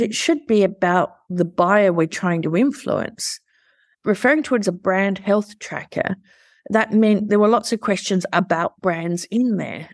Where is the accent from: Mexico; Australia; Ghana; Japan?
Australia; I'm an Aussie and we're culturally ingrained to go for the underdog because we're a small country